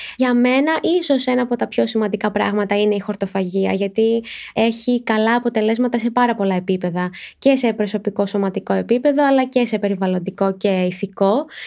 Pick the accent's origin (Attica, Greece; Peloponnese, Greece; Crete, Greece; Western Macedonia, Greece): Attica, Greece; Athens; Γεννήθηκα και μεγάλωσα στην Αθήνα